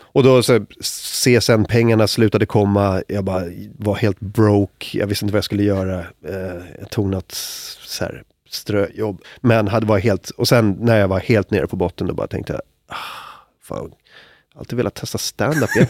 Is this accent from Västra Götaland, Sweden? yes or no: no; Stockholm, Stockholm County, Sweden; så störig stockholmare